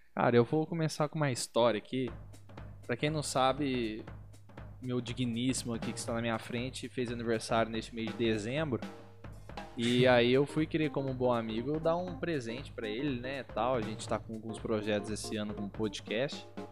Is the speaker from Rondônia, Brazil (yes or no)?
no; Barretos, São Paulo, Brazil; a gente é de Barretos